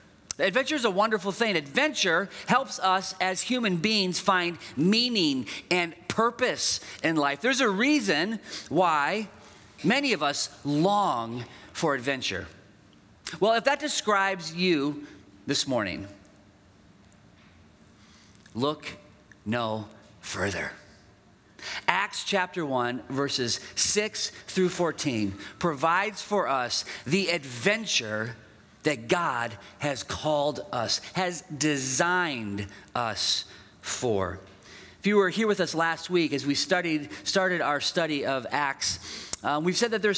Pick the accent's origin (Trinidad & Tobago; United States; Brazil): United States; Dubuque, Iowa; I grew up in Dubuque, and our family lived just on the outside of town.